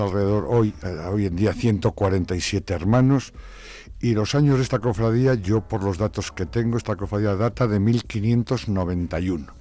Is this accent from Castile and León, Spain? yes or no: yes; Palencia, Castile and León, Spain; now in Zamora, Spain; no soy de aquí, soy de una capital aquí cercana, que hemos Palencia